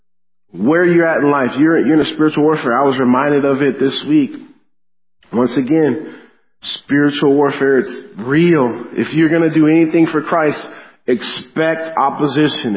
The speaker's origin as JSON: {"language": "English", "town": "Denver", "region": "Colorado", "country": "United States", "tie": "born or raised there", "moved": "yes", "lives_now": "Leona Valley, United States", "said": "I grew up in Denver, Colorado"}